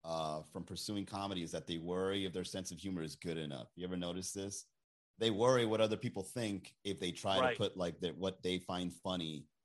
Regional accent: Colombia; where are you from? And I go, Colombian.

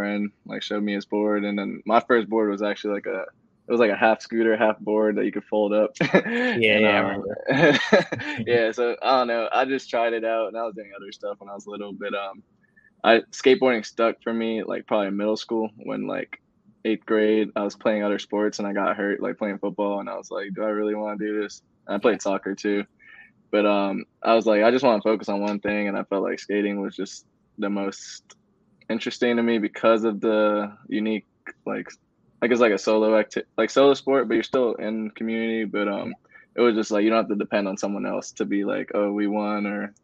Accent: Northern Virginia, United States; also born or lived in Nigeria; I came to America when I was like around 2 years old, and then lived in Northern Virginia basically all my life. So yeah, the DMV, basically born and raised, but not born, I guess, just raised

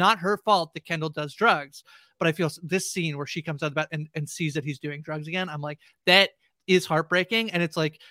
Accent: Canada; I'm a Canadian

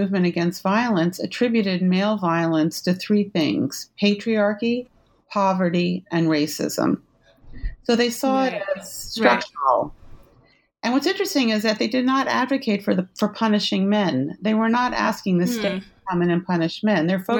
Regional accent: New York City, New York, United States; born there; I was born in New York City in 1958.

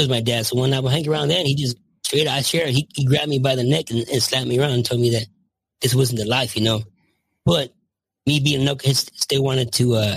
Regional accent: Los Angeles, California, United States; also born or lived in Michigan; now in Visalia, United States; I grew up in the San Fernando Valley, just a normal kid

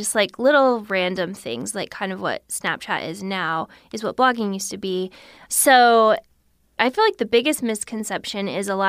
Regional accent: Missouri, United States; Yes. Yeah. {S1} Whoa. {S2} Yeah. So we never thought we would leave, and we love Missouri

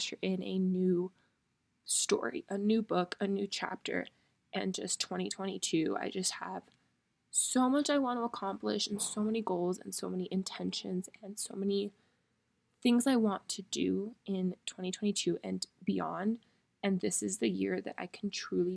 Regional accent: Miami, Florida, United States; moved away as an adult; really experience Miami, because I cannot wait to move home and experience my hometown again

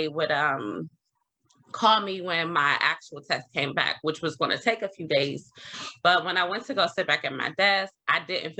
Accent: Maryland, United States; I was born and raised in Maryland

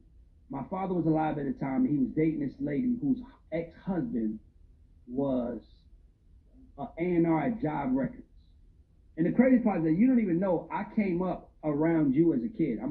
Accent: Old National Highway, Georgia, United States; I grew up on Old National Highway

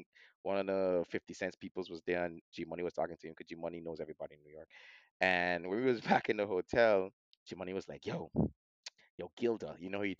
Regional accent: Amsterdam, North Holland, Netherlands; English is a second language; I come in from Amsterdam, so you know we used to everything being legal over here.

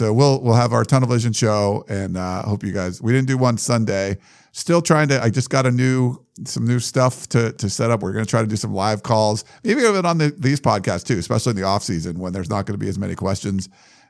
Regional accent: Western Pennsylvania, United States; growing up in Western Pennsylvania.

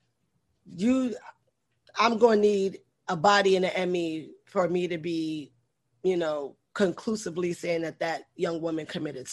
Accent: New York City, New York, United States; I grew up in the Bronx

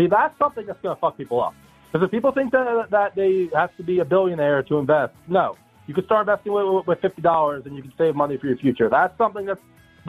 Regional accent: New Jersey, United States; I'm from New Jersey.

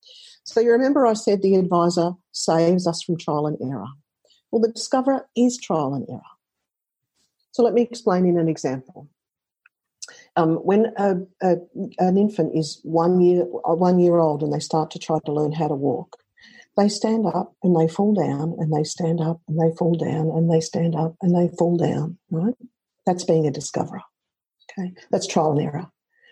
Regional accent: Australia; I often ask them to listen to … because I'm Australian.

